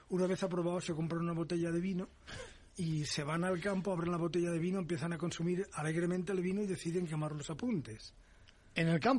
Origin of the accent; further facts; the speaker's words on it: Valencia, Valencian Community, Spain; tengo mi primer delito contra el medio ambiente en Valencia, que es mi tierra.